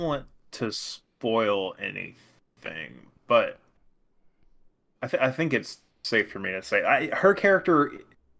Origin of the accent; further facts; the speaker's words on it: Arkansas, United States; Well, we grew up in Arkansas, so yeah, that'd be it.